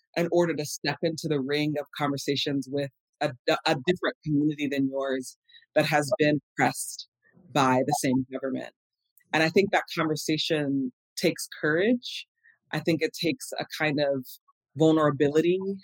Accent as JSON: {"language": "English", "town": "Los Angeles", "region": "California", "country": "United States", "tie": "born or raised there", "said": "I I grew up here in in Los Angeles"}